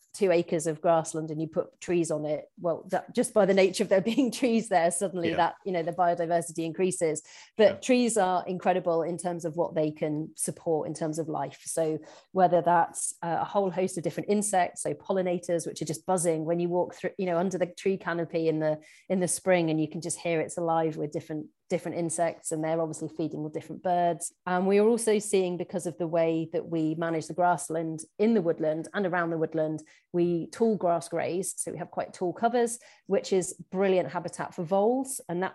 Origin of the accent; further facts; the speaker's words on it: England, United Kingdom; we can kind of get away with it as being English new entrants in our little area.